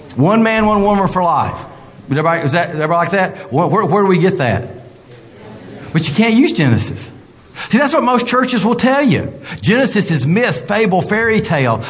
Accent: American South, United States; accent: southern (Gomer Pyle-like)

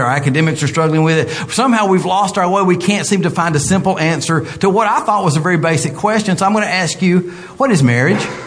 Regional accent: American South, United States; accent: southern (Gomer Pyle-like)

